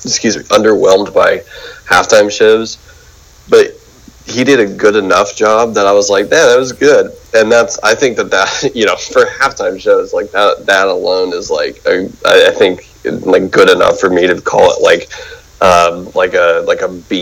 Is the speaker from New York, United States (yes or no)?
no; Memphis, Tennessee, United States; That's because I grew up in Memphis, Tennessee.